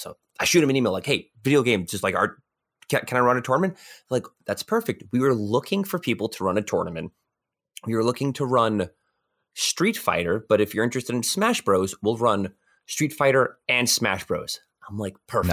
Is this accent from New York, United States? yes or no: yes; New York, United States; I'm from New York